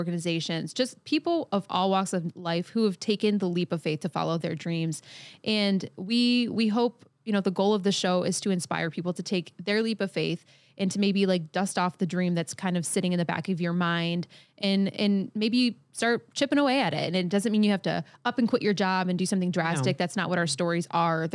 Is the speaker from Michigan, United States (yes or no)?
yes; Michigan, United States; I am a singer-songwriter from Michigan here